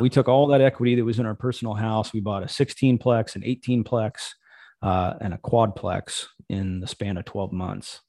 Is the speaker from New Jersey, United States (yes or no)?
no; Missouri, United States; moved away; I grew up in Missouri